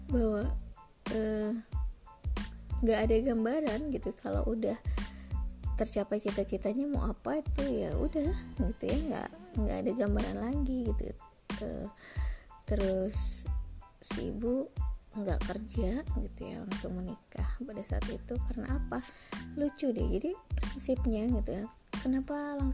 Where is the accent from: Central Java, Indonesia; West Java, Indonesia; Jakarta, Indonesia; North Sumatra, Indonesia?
West Java, Indonesia; Bandung; accent: Sundanese; kadang si ibu logatnya pakai bahasa Sunda ya karena memang si ibu lahir dan besarnya di Bandung di kota Bandung e, mau ngaku orang Sunda juga nggak ada keturunan Sunda gitu ya orang tua dua-duanya Jawa